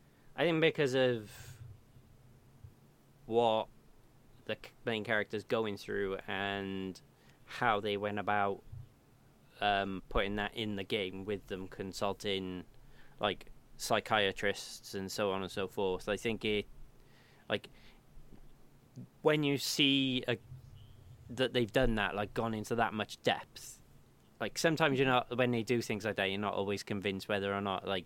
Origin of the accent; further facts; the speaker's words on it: Wales, United Kingdom; being a Welshman